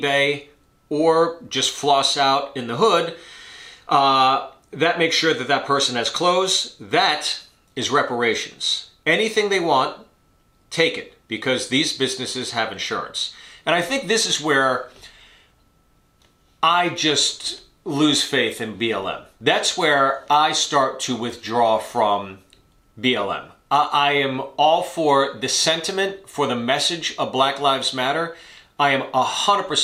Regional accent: United States; as an American, as someone of mixed heritage myself

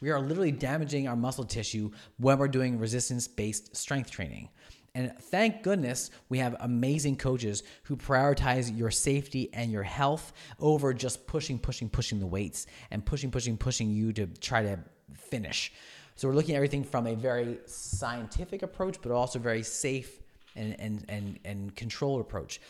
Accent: Oxford, Pennsylvania, United States; I grew up in Oxford. I went to Oxford, uh, for high school

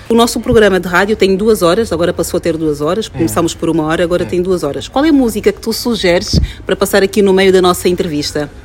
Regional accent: Angola; sou angolana e tenho Sim. aquelas características da região em que eu nasci

